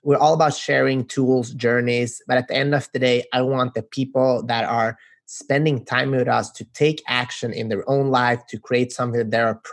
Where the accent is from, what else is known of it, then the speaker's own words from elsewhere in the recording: Sweden; We're from Sweden